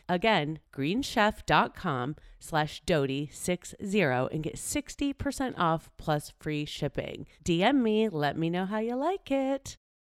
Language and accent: English; United States; born or raised there